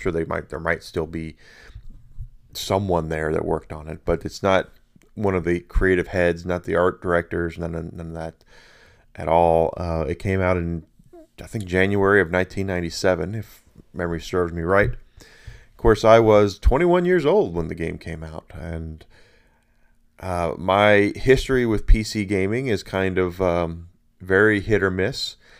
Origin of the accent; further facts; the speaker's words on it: Southern United States, United States; I grew up in the South. One of the places I grew up was in the South. I grew up all over the place, quite frankly, but I really like the South.